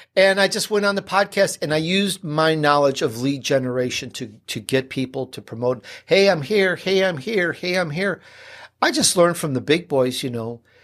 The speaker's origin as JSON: {"language": "English", "town": "Chicago", "region": "Illinois", "country": "United States", "tie": "born or raised there", "also_born_or_lived": "Sicily, Italy", "accent": "Chicago", "said": "I'm born in Sicily, believe it or not. Um, though, uh, I, I grew up in Chicago, so sometimes that little Chicago accent comes out."}